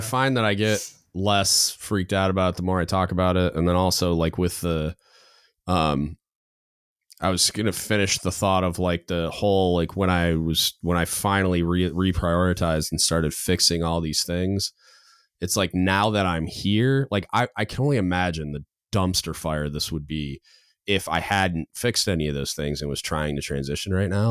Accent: Michigan, United States; moved away; I grew up in Michigan, so like when I go home, my dad watches like old westerns

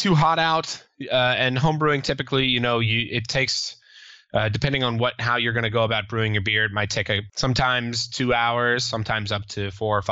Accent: Richmond, Virginia, United States; I'm from Richmond

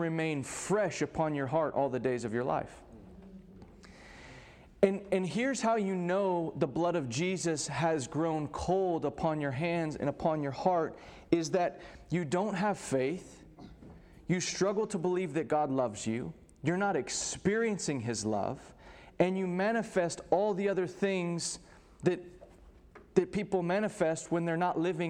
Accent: Texas, United States; I grew up in Texas, so this is, for those of you who are not, this is just part of our culture and life

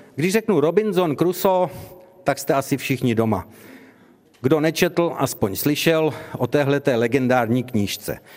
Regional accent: Czechia; my jako Češi máme taky svůj tartan

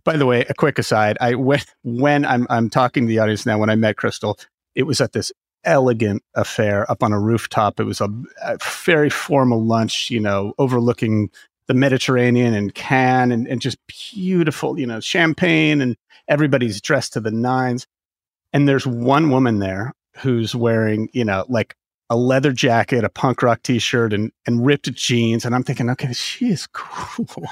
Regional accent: California, United States; I am a Californian at heart

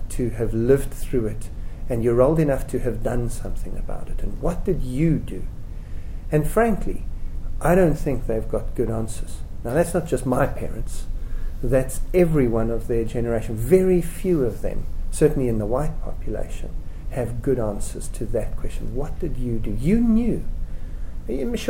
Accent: South Africa; I'm a South African, it may have been obvious from my accent. I'm 37 years old, I was born in 1970, right in the middle of apartheid. I spent my young years growing up in South Africa

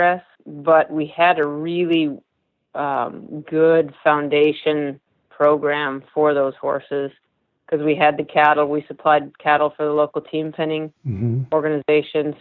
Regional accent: Illinois, United States; moved away; also born or lived in California; I actually am a Midwest girl. I grew up in Illinois

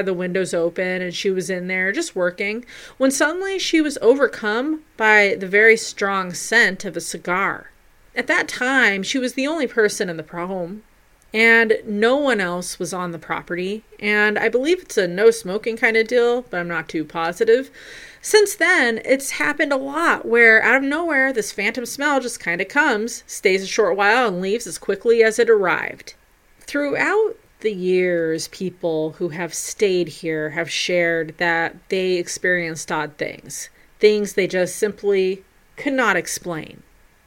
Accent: Pueblo, Colorado, United States; Its main plant was a steel mill on the south side of my hometown, Pueblo

